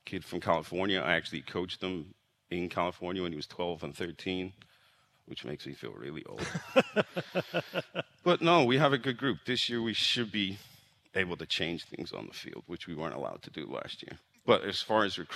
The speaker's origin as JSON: {"language": "English", "country": "Ireland", "also_born_or_lived": "Jackson, Tennessee", "moved": "as an adult", "lives_now": "Kansas, United States", "said": "I'm from Ireland"}